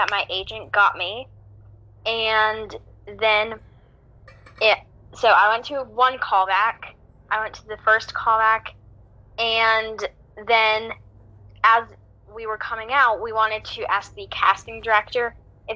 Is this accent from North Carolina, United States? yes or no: yes; Greensboro, North Carolina, United States; I'm from Greensboro, North Carolina